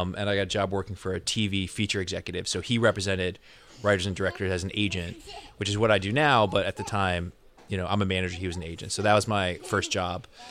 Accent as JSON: {"language": "English", "region": "Connecticut", "country": "United States", "tie": "born or raised there", "also_born_or_lived": "Los Angeles", "moved": "as an adult", "said": "I grew up in Connecticut, so East Coast guy."}